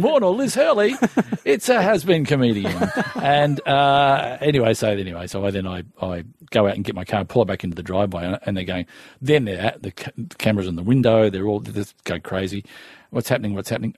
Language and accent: English; Melbourne, Victoria, Australia; I'm from Strathmore, which is just on the way uh, near Essendon Airport